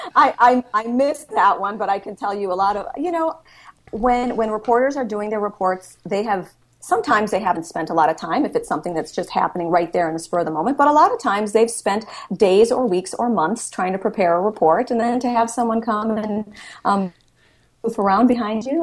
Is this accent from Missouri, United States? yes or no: no; Milwaukee, Wisconsin, United States; I was raised in Milwaukee, Wisconsin, so I'm currently living in my hometown